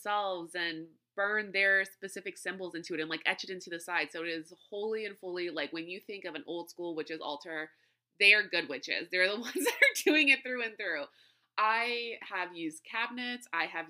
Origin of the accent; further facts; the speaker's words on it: New Orleans, Louisiana, United States; being from South Louisiana and growing up in New Orleans and around New Orleans, I would see shrines in many, many places.